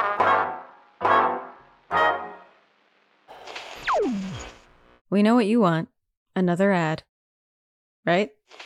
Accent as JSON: {"language": "English", "region": "New York", "country": "United States", "said": "Obviously, we're from New York. My dad has like a very classic New York vibe and a pretty thick accent."}